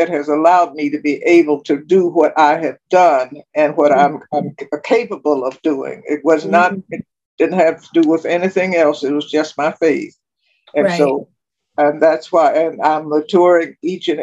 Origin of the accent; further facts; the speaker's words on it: Richmond, Virginia, United States; moved away as an adult; also born or lived in South Carolina / Texas; my hometown, Richmond